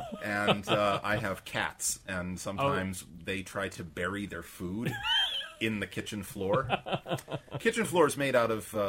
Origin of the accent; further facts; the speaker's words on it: Maine, United States; I'm from Maine.